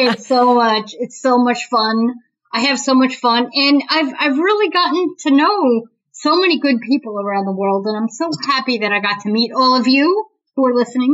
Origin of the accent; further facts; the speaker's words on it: New Jersey, United States; moved away as an adult; also born or lived in Peru; now in Boston, United States; I live in Boston now. I've been here for two years, um, but I was from New Jersey, which is about an nice. hour south of New York City